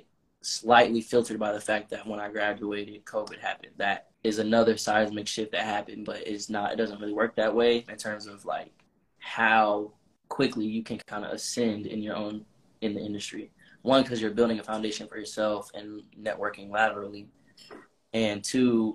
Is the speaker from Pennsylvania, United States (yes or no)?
no; Atlanta, Georgia, United States; also born or lived in Massachusetts; when I first moved back to Atlanta, because I'm from Atlanta, but I went to college up north in Massachusetts